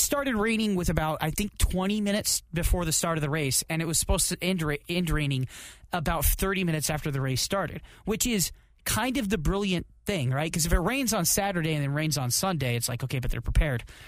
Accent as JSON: {"language": "English", "country": "United States", "said": "as an American"}